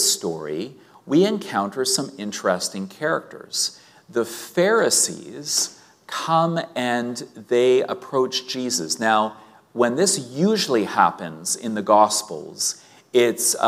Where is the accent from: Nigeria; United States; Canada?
Canada; Winnipeg, Manitoba; growing up in Sunday school in Winnipeg